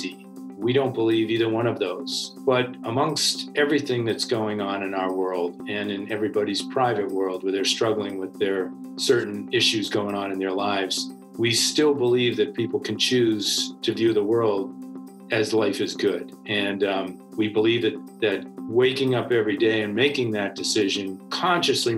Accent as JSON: {"language": "English", "town": "Needham", "region": "Massachusetts", "country": "United States", "tie": "born or raised there", "said": "I grew up in Needham, Massachusetts, with seven siblings and two great parents"}